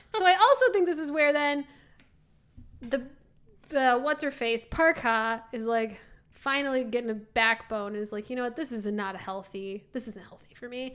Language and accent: English; Midwest, United States; we're from the Midwest.